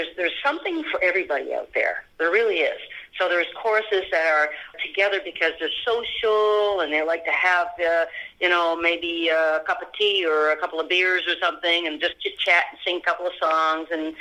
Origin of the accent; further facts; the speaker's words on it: Sherbrooke, Quebec, Canada; moved away as an adult; also born or lived in Halifax / Toronto; now in Pennsylvania, United States; I grew up in Sherbrooke, Quebec.